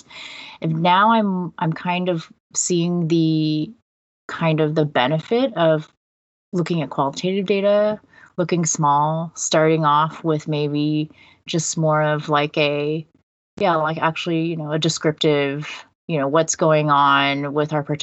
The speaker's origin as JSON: {"language": "English", "region": "California", "country": "United States", "tie": "born or raised there", "also_born_or_lived": "Netherlands", "moved": "as an adult", "lives_now": "Toronto, Canada", "said": "I came to the Netherlands from California, where I'd like been my whole life"}